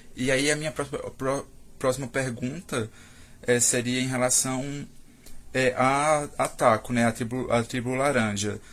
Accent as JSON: {"language": "Portuguese", "town": "Campina Grande", "region": "Paraíba", "country": "Brazil", "said": "sou de Campina Paraíba, que alguns devem conhecer como a terra da Juliette"}